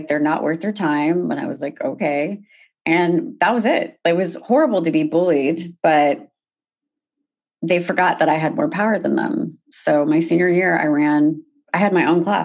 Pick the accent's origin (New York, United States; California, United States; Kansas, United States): California, United States; Sacramento; also born or lived in Haiti; I'm from Sacramento, California